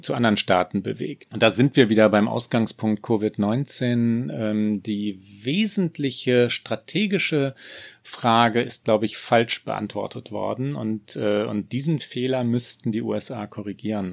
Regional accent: Germany; uns Deutschen

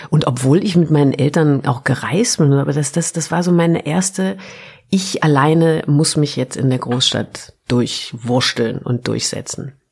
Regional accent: Baden-Württemberg, Germany; now in Berlin, Germany; Ich komme ja auch aus Württemberg.

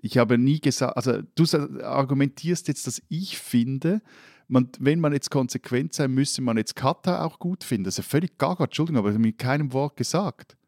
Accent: Switzerland; bei uns in der Schweiz

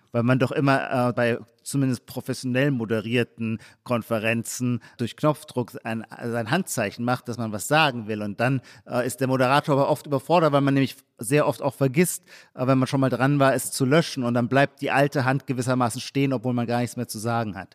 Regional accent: Heidelberg, Baden-Württemberg, Germany; in meiner Heimatstadt Heidelberg

